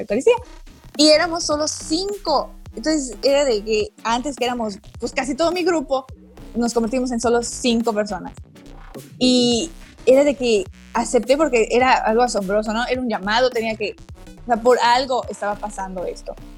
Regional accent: Mérida, Yucatán, Mexico; originaria, nacida, crecida, viví aquí toda mi vida, Mérida, Yucatán, orgullosamente yucateca

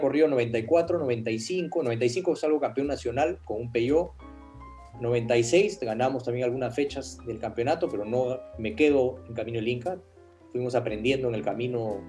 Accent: Peru; yo vivía en el Perú, yo corría como peruano con auspicios peruanos

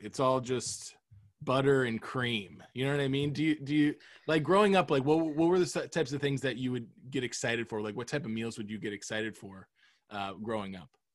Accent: Florida, United States; I grew up in Florida.

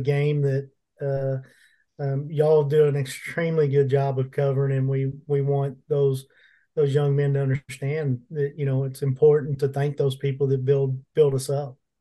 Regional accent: Plano, Texas, United States; I grew up in Plano

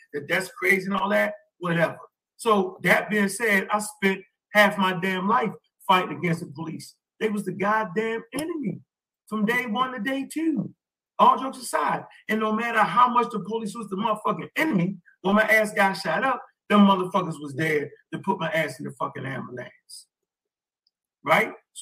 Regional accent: Baltimore, Maryland, United States; I'm from Baltimore

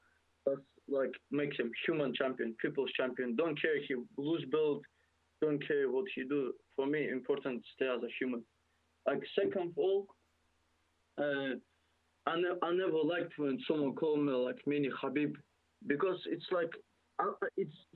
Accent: Dagestan, Russia; English is a second language; now in United Kingdom; I'm from Dagestan, you know, and I know Dagestan is very small

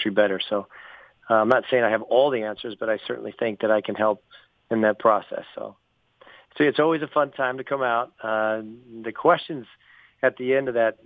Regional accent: United States; an American-born player in the Bundesliga

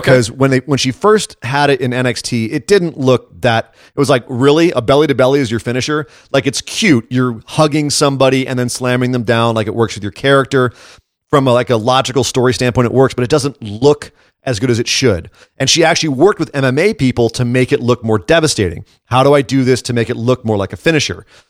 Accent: Scotland, United Kingdom; As a Scot

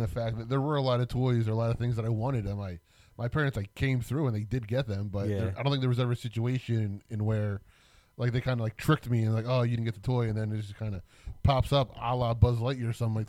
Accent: Philadelphia, Pennsylvania, United States; We grew up in Philadelphia.

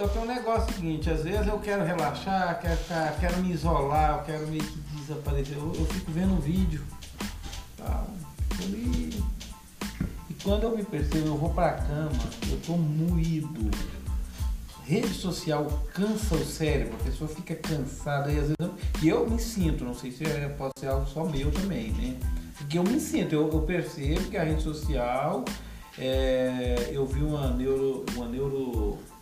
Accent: Goiânia, Goiás, Brazil; aqui em Goiânia, eu sou goiano

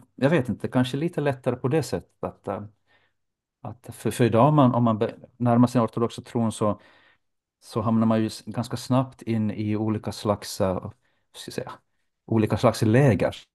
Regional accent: Jakobstad, Ostrobothnia, Finland; moved away as an adult; also born or lived in Turku; now in Helsinki, Finland; Under min uppväxt i Jakobstad så, så besökte jag den ortodoxa

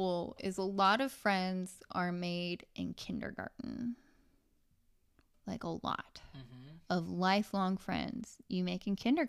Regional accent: California, United States; born or raised there; also born or lived in Santa Ana, California / Garden Grove, California / Huntington Beach, California

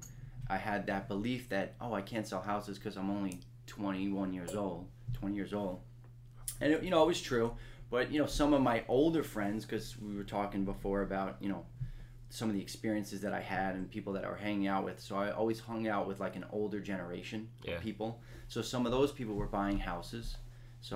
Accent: Long Island, New York, United States; I was always from Long Island.

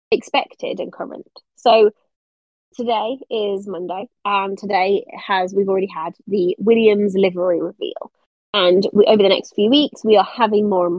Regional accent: United Kingdom; I'm a Brit.

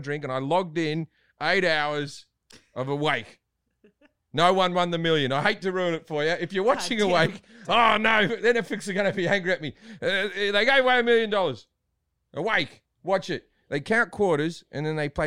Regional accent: Australia; moved away; As an Australian

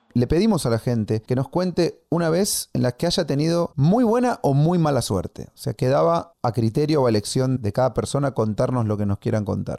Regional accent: Argentina; Es mi ego argentino

